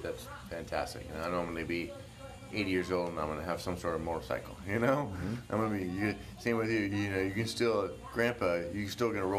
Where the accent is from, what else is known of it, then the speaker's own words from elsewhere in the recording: Oklahoma, United States; growing up in Oklahoma